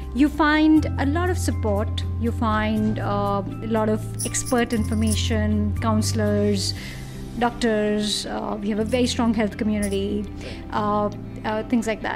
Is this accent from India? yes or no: yes; India; as Indians we're very permission seeking, and as Indian women we're even more permission seeking